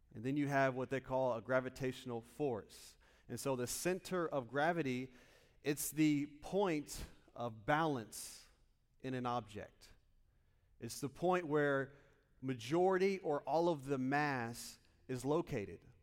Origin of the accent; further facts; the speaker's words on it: Muncie, Indiana, United States; moved away as an adult; now in Lakeland, United States; I'm originally from Muncie, Indiana.